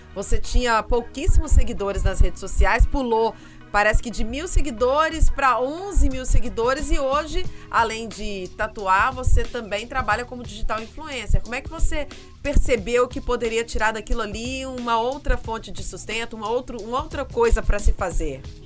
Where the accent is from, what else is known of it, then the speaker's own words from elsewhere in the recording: Minas Gerais, Brazil; also born or lived in Bahia; now in Salvador, Brazil; Eu sou mineira de nascença, mas sou baiana de alma, de papel passado. Há três anos tenho o título de cidadã baiana